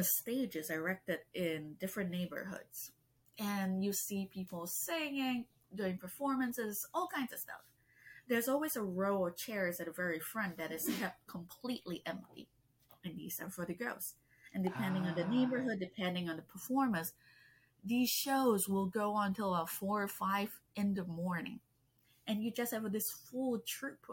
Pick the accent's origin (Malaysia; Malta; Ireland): Malaysia; English is a second language; I grew up in Malaysia